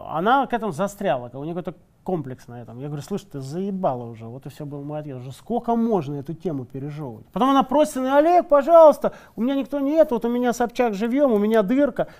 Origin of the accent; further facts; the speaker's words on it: Saint Petersburg, Russia; мы же из Питера все